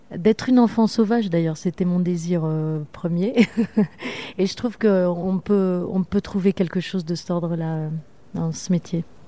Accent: Orléans, Centre-Val de Loire, France; also born or lived in Paris; à deux ans, mes parents sont partis, enfin bon, bref, à côté d'Orléans, à La Source, entre Olivier et La Source

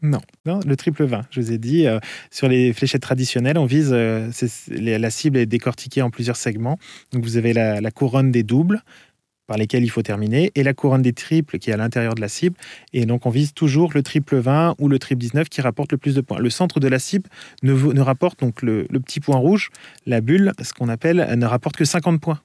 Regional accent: France; je suis français.

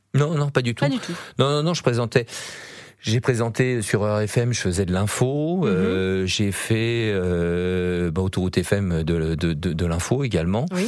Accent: Yvelines, Île-de-France, France; dans les Yvelines, là où j'ai grandi.

